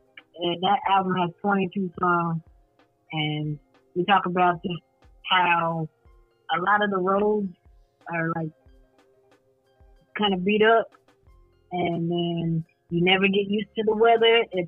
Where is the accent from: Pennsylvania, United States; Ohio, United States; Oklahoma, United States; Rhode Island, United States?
Oklahoma, United States; Oklahoma City; accent: hood accent, urban accent; I'm born and raised in Oklahoma City.